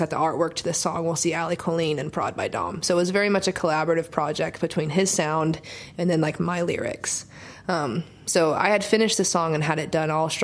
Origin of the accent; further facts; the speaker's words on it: Oklahoma, United States; now in Nashville, United States; growing up in Oklahoma and writing by myself all the time